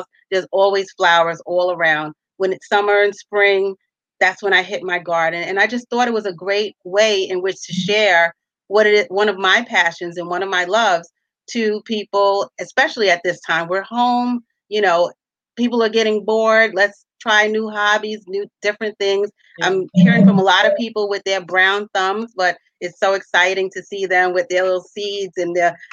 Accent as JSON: {"language": "English", "town": "New York City", "region": "New York", "country": "United States", "tie": "born or raised there", "said": "I'm a native New Yorker, a resident of Staten Island, born and bred in New York"}